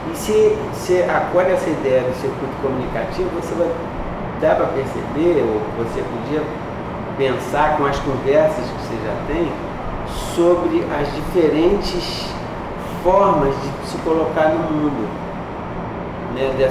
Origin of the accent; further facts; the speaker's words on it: Northeast Region, Brazil; eu sou nordestino